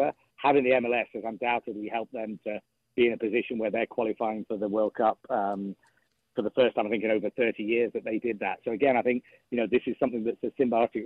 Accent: England, United Kingdom; moved away; as an Englishman

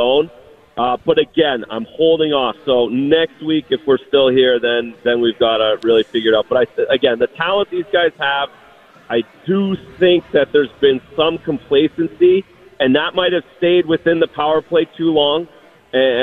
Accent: Canada

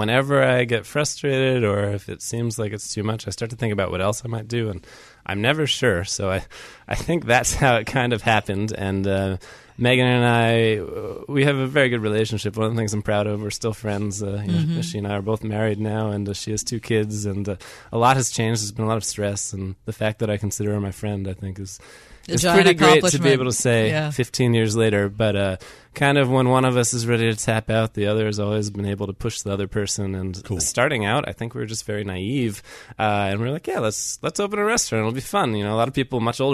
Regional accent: New York area, United States; also born or lived in Grove City, Pennsylvania; now in Pittsburgh, United States; I'm originally from the New York area

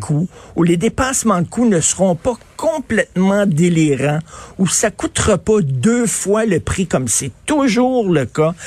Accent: Montreal, Quebec, Canada; en tant que Montréalais

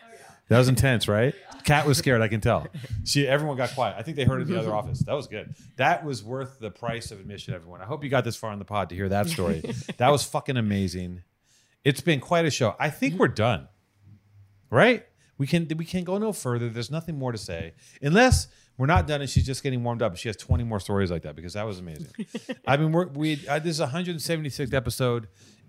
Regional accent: Massachusetts, United States; accent: Boston; My Boston accent is fucking

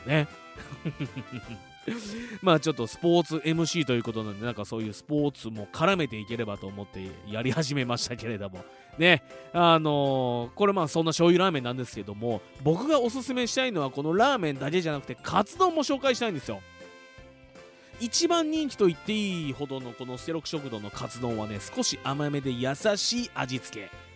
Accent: Fuji, Shizuoka, Japan; 生まれも育ちも静岡県富士市

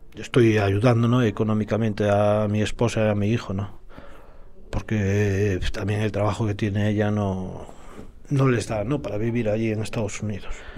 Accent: A Coruña, Galicia, Spain; soy natural de A Coruña

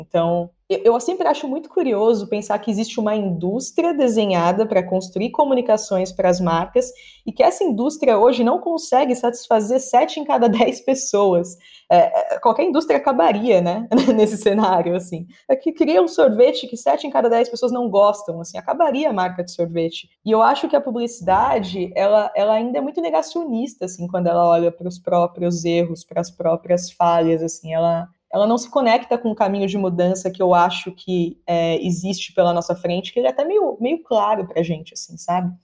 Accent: São Paulo, Brazil; Eu sou nascida em São Paulo

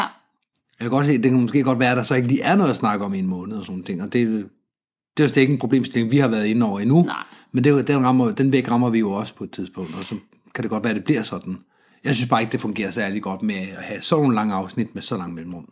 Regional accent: Denmark; som, som dansker

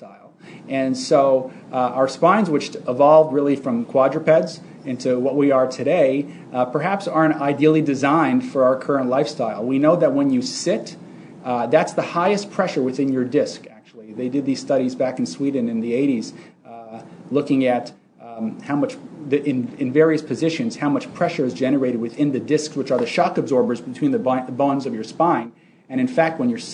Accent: Canada; moved away as an adult; also born or lived in Montreal / Toronto; now in United States; I'm actually Canadian originally

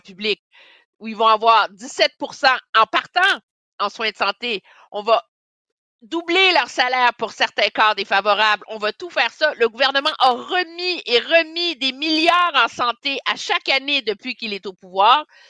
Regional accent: Montreal, Quebec, Canada; born or raised there

